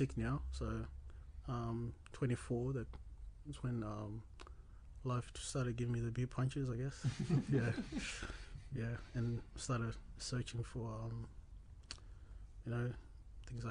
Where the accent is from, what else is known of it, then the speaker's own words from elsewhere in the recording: Australia; also born or lived in Zimbabwe; Came to Australia about 2007, around July